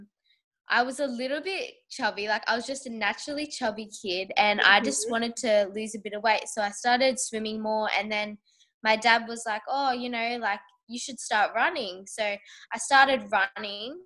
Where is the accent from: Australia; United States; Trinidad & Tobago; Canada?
Australia; I'm from Australia